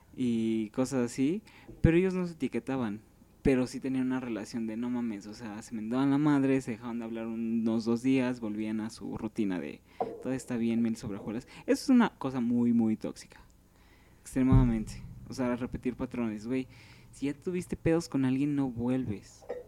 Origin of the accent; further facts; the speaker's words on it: Mexico City, Mexico; Soy de Iztapalapa, casi llegando a Tláhuac